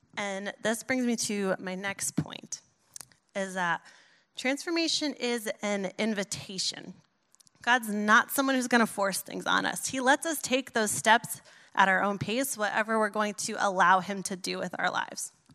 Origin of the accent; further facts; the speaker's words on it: New York, United States; I'm a New Yorker